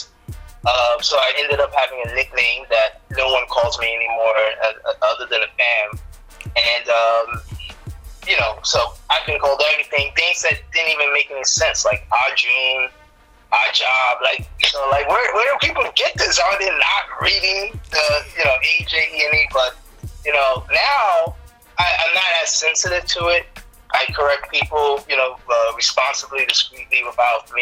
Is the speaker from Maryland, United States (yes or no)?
no; New York City, New York, United States; born or raised there